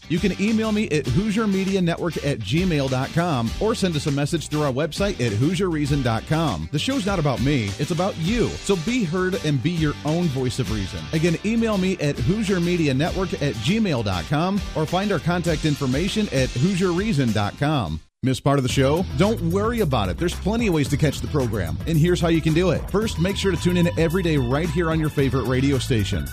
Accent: Colorado, United States; moved away; I came from Colorado originally, uh, where I went to high school and grew up as a kid

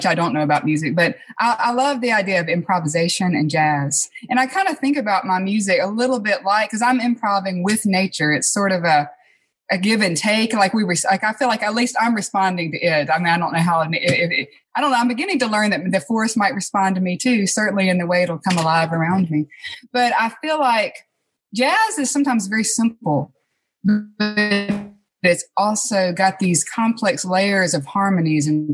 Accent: Clinton, Mississippi, United States; moved away as an adult; also born or lived in Cleveland, Mississippi; now in Grenada, United States; I actually grew up in Clinton. I went to Clinton Public

